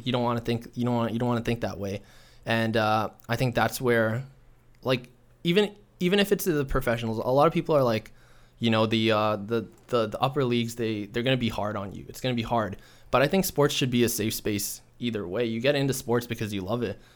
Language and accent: English; Toronto, Ontario, Canada; I grew up in Scarborough, so it was a little more diverse